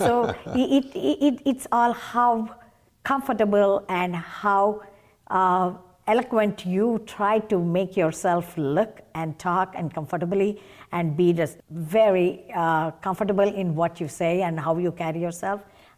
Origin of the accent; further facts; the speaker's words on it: Chennai, Tamil Nadu, India; moved away as an adult; now in United States; Yes. I was raised in Chennai and I went to schools and colleges in Chennai.